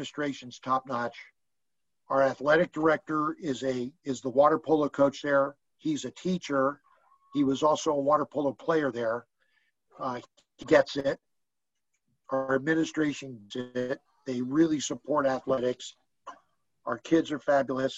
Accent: San Francisco, California, United States; I grew up out in the Sunset District in San Francisco

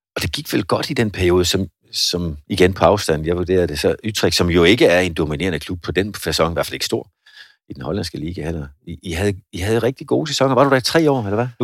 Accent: Svendborg, Southern Denmark, Denmark; der, hvor jeg kommer fra, Svendborg

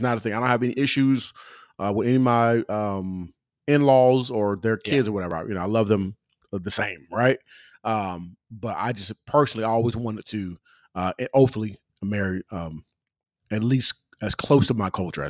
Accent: California, United States; I grew up in California.

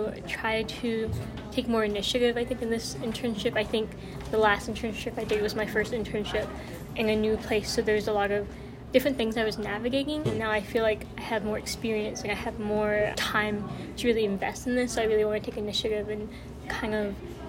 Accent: Arkansas, United States

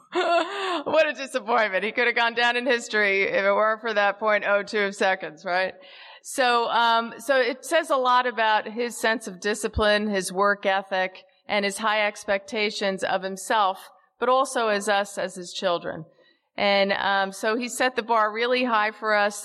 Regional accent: Caldwell, New Jersey, United States; I was born on November 20th, 1962, in a town that's about a half, half a, uh, an hour west of the George Washington Bridge in New Jersey, a town called Caldwell, New Jersey.

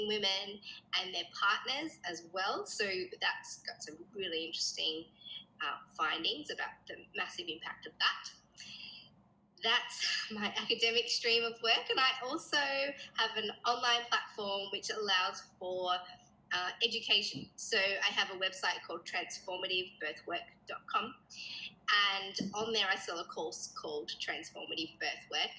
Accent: Sydney, New South Wales, Australia; also born or lived in Blue Mountains; I'm from Sydney, Australia, and I live in the Blue Mountains, which is just a little bit out of the city

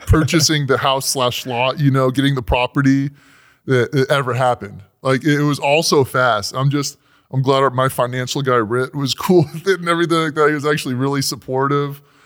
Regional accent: California, United States; we're from California, from Disneyland

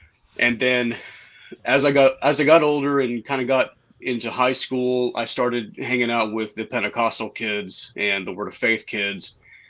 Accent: Saginaw, Texas, United States; I grew up in North Texas in a little town called Saginaw, and it's not so little anymore. It's about quadrupled in size and population from when I was a kid. And I mean, my parents were not super religious.

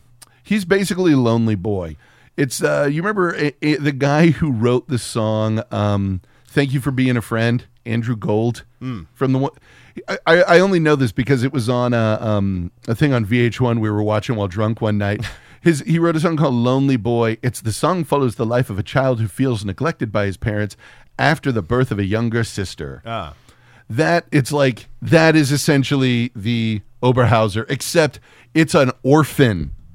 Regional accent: Austria; I'm from Austria.

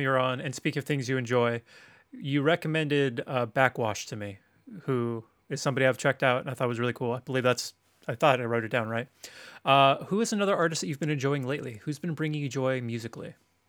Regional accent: Tacoma, Washington, United States; born there; Fun little fact, I was born in Tacoma.

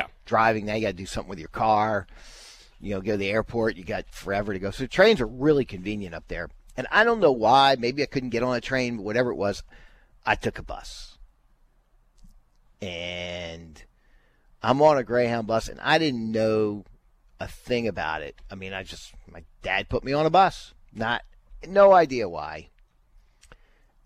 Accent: Baltimore, Maryland, United States; moved away; So I grew up in Baltimore, Maryland, and my relatives lived up to New Jersey.

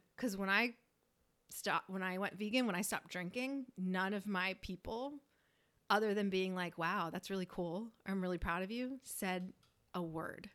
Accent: Northeast, United States; moved away; we're from the Northeast

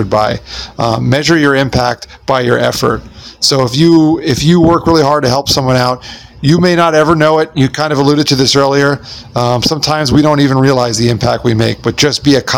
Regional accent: Smithtown, New York, United States; I was born in St. John's Hospital in Smithtown, New York

